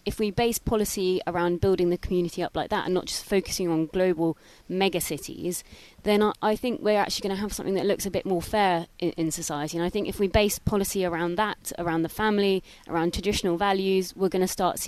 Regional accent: Suffolk, East of England, United Kingdom; moved away; I'm originally from the Sticks. I'm from Suffolk

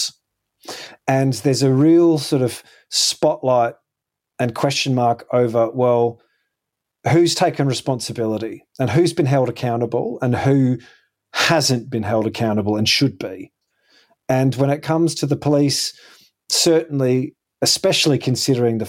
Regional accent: Perth, Western Australia, Australia; I remember growing up in Perth

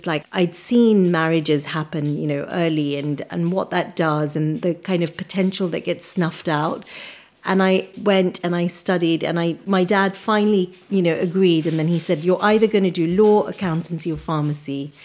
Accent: Nairobi, Kenya; moved away; I was born in Nairobi in Kenya to a very traditional Punjabi family.

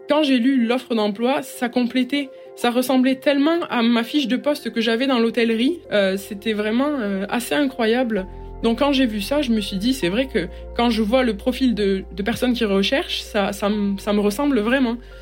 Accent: Albi, Occitania, France; moved away as an adult; also born or lived in Sheffield, United Kingdom; now in Montreal, Canada; je suis originaire d'Albi dans le sud de la France et j'habite à l'étranger depuis 2017

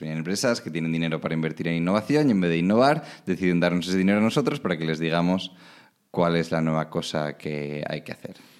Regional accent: Alicante, Valencian Community, Spain; moved away as an adult; also born or lived in Oslo; now in Netherlands; soy de Alicante, como te ha dicho. Viví en Alicante hasta los 18, que me fui a estudiar fuera.

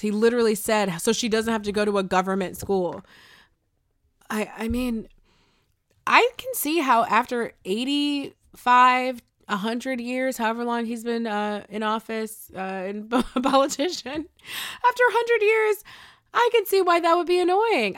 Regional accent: Buffalo, New York, United States; I'm from Buffalo

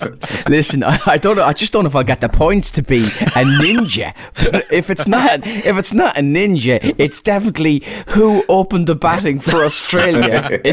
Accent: Ireland; I didn't realise it was St. Patrick's Day until I woke up and felt extra Irish.

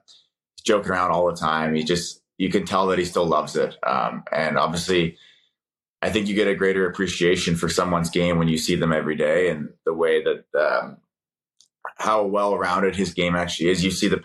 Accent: East Coast, United States; One thing for me going into it was, if I could stay on the East Coast, I wanted to do that. I'm from the East Coast, and family's out there and stuff.

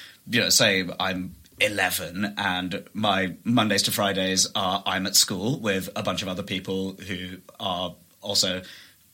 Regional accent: London, United Kingdom; I grew up in London and in Wembley, and so my high school was the local comp

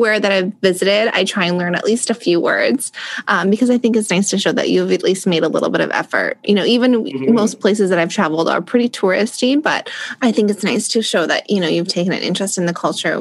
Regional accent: Canada; growing up in Canada, we do learn French here

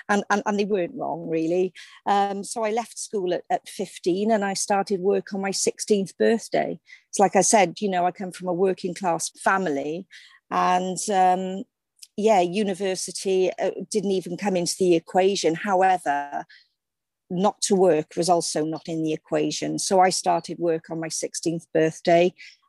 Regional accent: Cardiff, Wales, United Kingdom; Yeah, well, I mean, it's nothing sensational. I came from a very ordinary working class loving family. My father was a docker, my mum was a secretary, and I had two brothers.

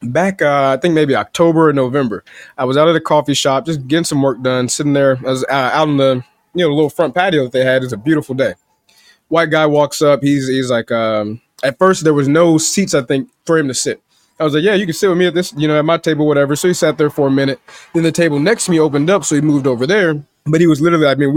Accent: Chicago, Illinois, United States

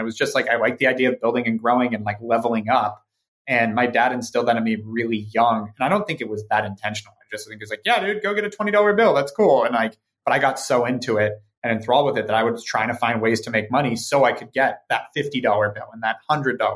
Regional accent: Ojai, California, United States; born or raised there; also born or lived in Santa Monica; now in Los Angeles, United States

